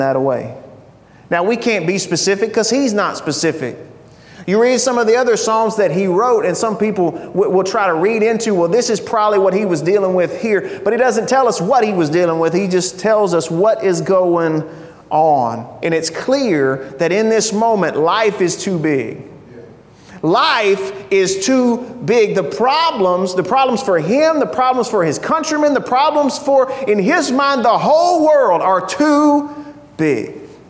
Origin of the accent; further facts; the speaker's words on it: United States; I'm an American